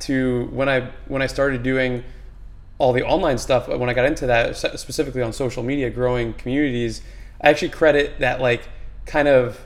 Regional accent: Manalapan, New Jersey, United States; I grew up in Manalapan, New Jersey, so kind of literally in the middle of New Jersey

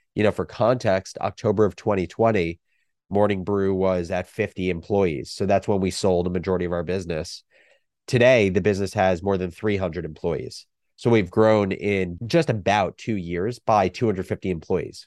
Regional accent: New Jersey, United States; moved away as an adult; also born or lived in Michigan; growing up in New Jersey

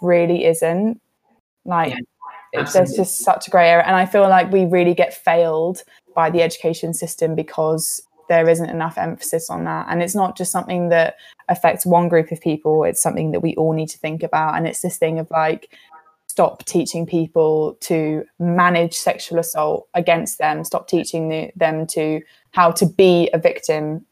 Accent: United Kingdom; We're all British

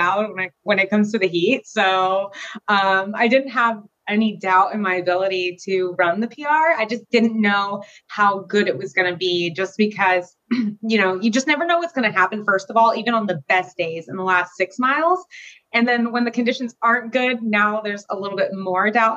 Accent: Florida, United States; also born or lived in Germany; I was pretty much raised in Florida for most of my life, from like 3 to now, still living here

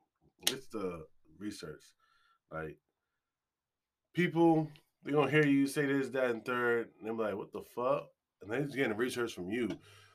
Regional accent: Australia; I'm Australian, mate.

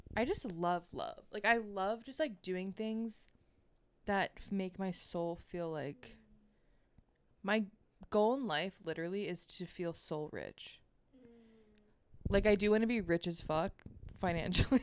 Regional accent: Baltimore, Maryland, United States; I grew up in Baltimore, the suburbs

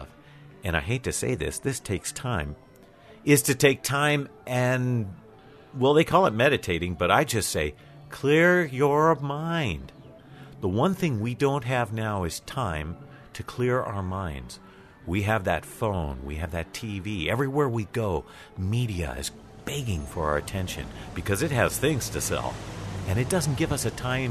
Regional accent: United States; I'm American

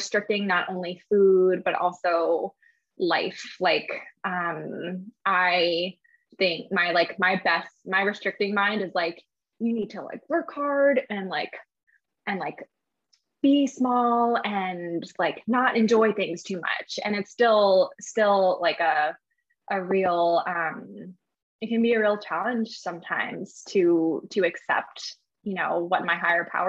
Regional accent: New Jersey, United States; also born or lived in San Francisco, California; I was born in San Francisco, but I grew up in New Jersey.

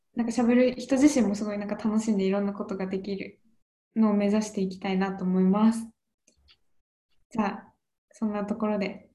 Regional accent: Miyagi, Japan; now in Yokohama, Japan; 宮城ですし、 住んでるの横浜だし。

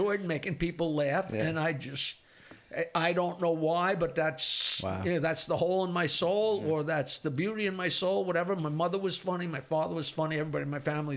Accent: East Norwich, New York, United States; also born or lived in Michigan / Bayville; I lived in East Norwich my entire life, which is just south of Oyster Bay, which is just south of Bayville.

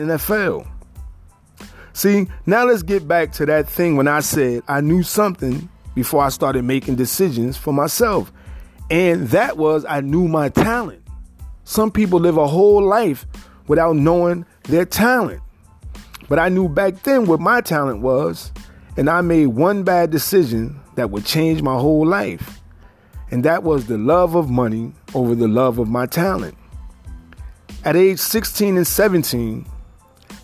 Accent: Paterson, New Jersey, United States; I was born and raised in Paterson, New Jersey

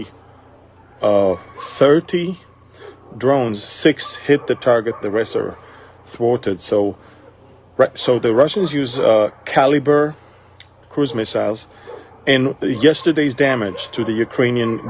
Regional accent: Galilee, Northern District, Israel; I'm from Galilee, from Israel.

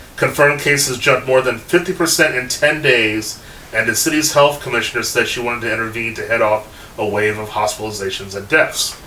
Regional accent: Bay Area, California, United States; I'm from the Bay Area

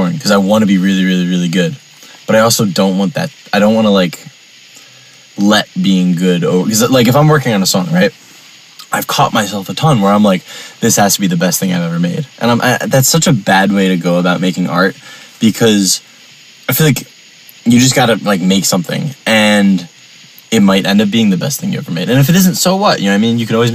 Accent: New York, United States; moved away as an adult; also born or lived in Virginia; I'm from New York

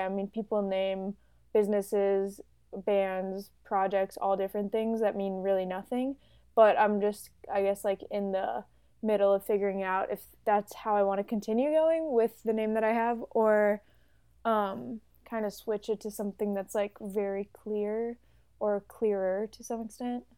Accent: Chicago, Illinois, United States; I'm also from Chicago

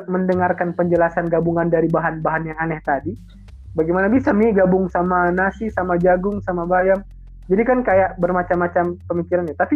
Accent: Manado, North Sulawesi, Indonesia; Sangat recommended banget kalau kamu datang ke daerah saya itu mencoba dabu-dabu atau sambal, sambal sambalnya Manado. Itu kan dabu-dabu itu sambal Manado.

